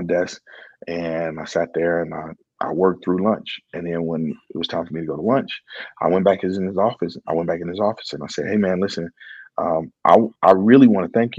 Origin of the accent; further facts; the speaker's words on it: Chicago, Illinois, United States; I grew up here in Chicago